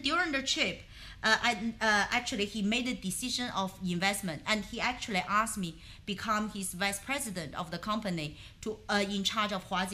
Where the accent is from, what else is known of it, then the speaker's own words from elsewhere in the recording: China; moved away; the year I was born in China